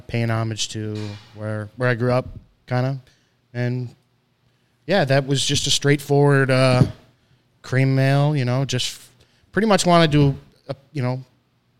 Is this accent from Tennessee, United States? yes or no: no; Binghamton, New York, United States; moved away; I'm from Binghamton, New York, originally. I grew up there. I spent about 20-plus years there